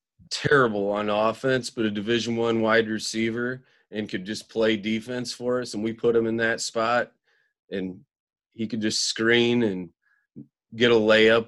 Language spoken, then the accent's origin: English; Central Illinois, United States; now in Hinsdale, United States; I've been all over the state. I grew up in Central Illinois and have moved.